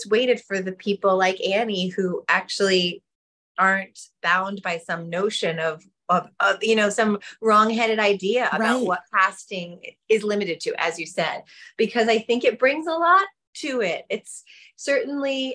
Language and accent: English; New York City, New York, United States; My mother wasn't Jewish, but we grew up in New York City